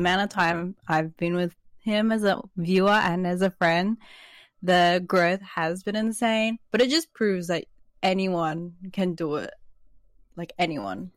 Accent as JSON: {"language": "English", "town": "Sydney", "region": "New South Wales", "country": "Australia", "tie": "born or raised there", "also_born_or_lived": "New Zealand", "said": "I'm a twenty-one-year-old amateur artist living in Sydney, Australia."}